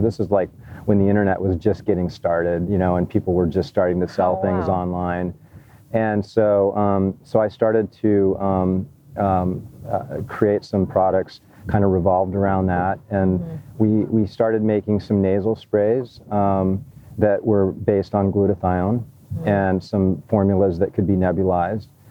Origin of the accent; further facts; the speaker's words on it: Hawaii, United States; I grew up in Hawaii